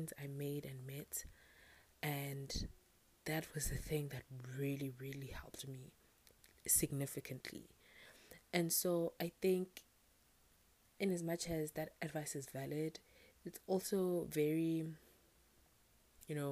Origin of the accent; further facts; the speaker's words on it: South Africa; I'm South African